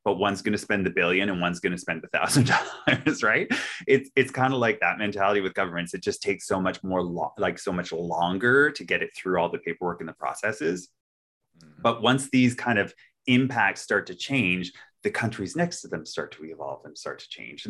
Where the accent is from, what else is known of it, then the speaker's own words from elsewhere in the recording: Canada; we grew up in Canada